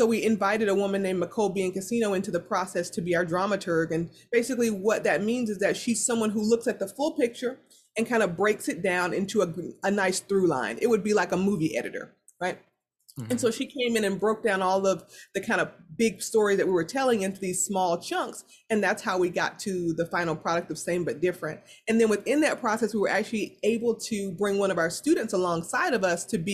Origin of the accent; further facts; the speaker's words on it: the South, United States; I'm from the South